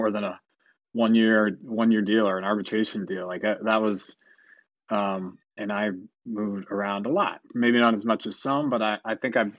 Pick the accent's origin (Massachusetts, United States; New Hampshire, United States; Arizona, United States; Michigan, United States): New Hampshire, United States; now in Philadelphia, United States; I grew up in New Hampshire